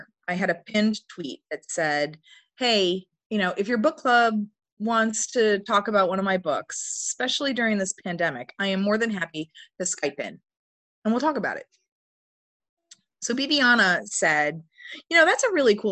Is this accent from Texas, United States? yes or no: no; Northern New York, United States; moved away as an adult; also born or lived in Indiana; now in Cape May County, United States; the history of Northern New York where I grew up than I was when I lived there